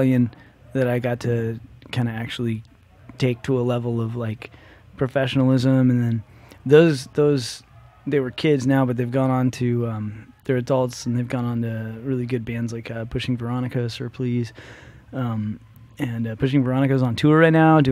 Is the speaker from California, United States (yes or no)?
yes; Thousand Oaks, California, United States; I grew up in Thousand Oaks.